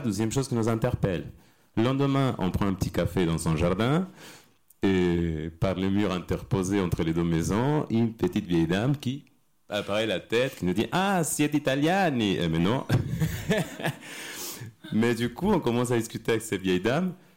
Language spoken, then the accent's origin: French; Argentina; French is a second language; now in France; Je viens d'Argentine et je suis arrivé en France